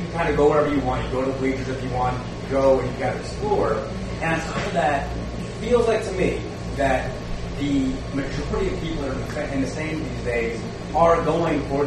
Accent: Kalamazoo, Michigan, United States; I grew up in Kalamazoo, Michigan, so I grew up going to Wrigley when I was a kid

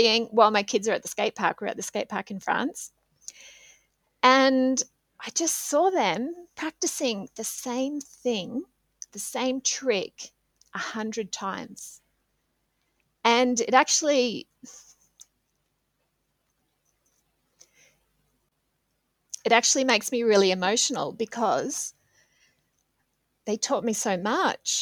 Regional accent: Australia; moved away as an adult; now in Switzerland; as an Australian

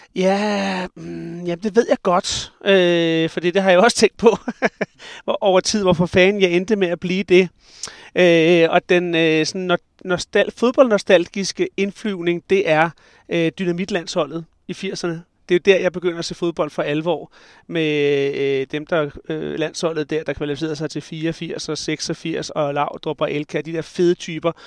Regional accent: Skovlunde, Capital Region of Denmark, Denmark; also born or lived in Glostrup; jeg er faktisk født i Glostrup, men jeg er opvokset i Skovlunden, lige på kanten af Vestegnen

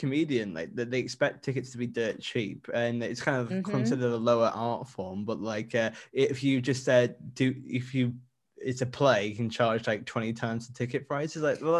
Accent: the Northeast, North East England, United Kingdom; I'm from the Northeast and I come from, I'm in that mixed bracket between, I grew up working class, but I think I might be middle class now

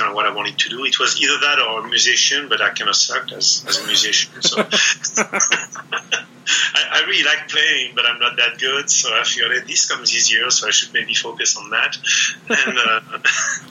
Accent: France; moved away; I grew up in France

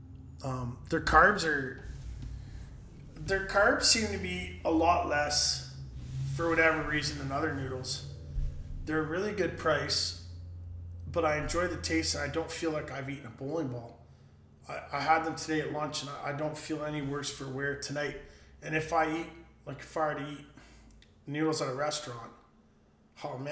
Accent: Canada; I'm Canadian

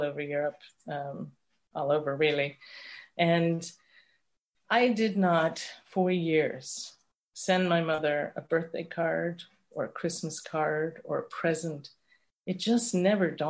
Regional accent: London, United Kingdom; I was born in London.

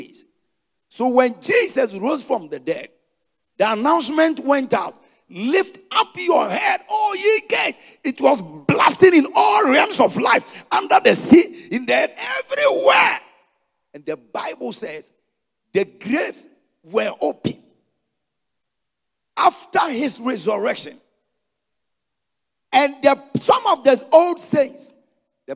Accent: Ghana; I am a Ghanaian.

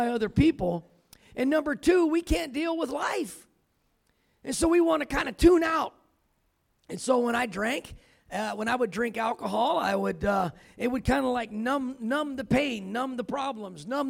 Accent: California, United States; now in Colorado, United States; I'm from California, but I've been living in Colorado

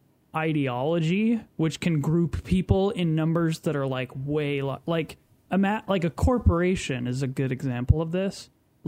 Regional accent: United States; this nation that we live in, which is, like, we're all from America

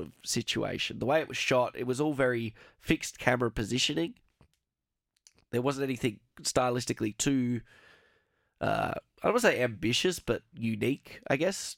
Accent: Australia; we're both Australian

